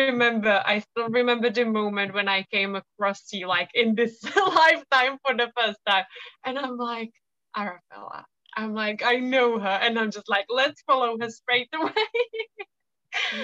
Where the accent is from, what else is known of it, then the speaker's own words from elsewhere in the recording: Czechia; moved away as an adult; now in England; I come from the Czech Republic, and I do love it there because my family lives there, and I have very fond memories of, you know, growing up over there